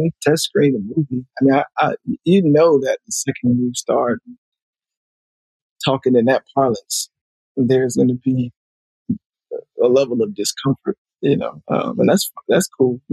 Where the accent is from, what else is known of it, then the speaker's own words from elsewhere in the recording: Alabama, United States; also born or lived in Montgomery; now in Los Angeles, United States; I'm from Alabama